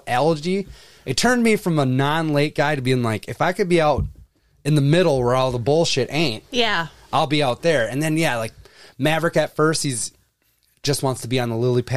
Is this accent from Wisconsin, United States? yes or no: yes; Wisconsin, United States; because I'm from Wisconsin